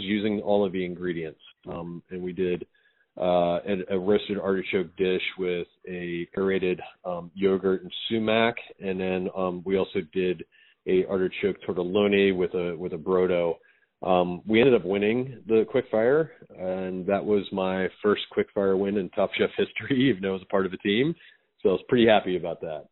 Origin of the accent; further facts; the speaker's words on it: Frederick, Maryland, United States; moved away as an adult; also born or lived in New York City; I grew up in Frederick, Maryland. I went to Thomas Johnson High School.